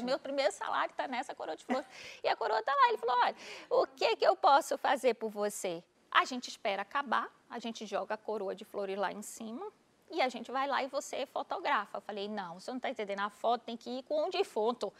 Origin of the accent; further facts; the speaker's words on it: Recife, Pernambuco, Brazil; moved away as an adult; also born or lived in Natal; Eu sou de Recife